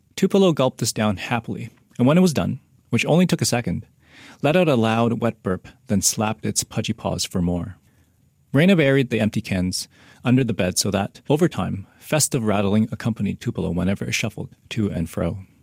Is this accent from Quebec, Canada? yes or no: no; Vancouver, British Columbia, Canada; moved away as an adult; also born or lived in Halifax; I grew up in Vancouver when I was a kid